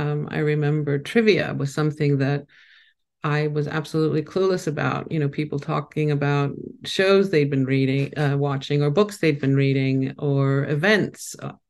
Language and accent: English; Mykonos, South Aegean, Greece; also born or lived in New York, United States; I was born in New York, but I was raised on a small island in Greece, Mykonos. Everybody knows it now. Nobody knew it then. Without electricity, with a donkey being our main method of transportation from town to the countryside. But, you know, my parents weren't Greek.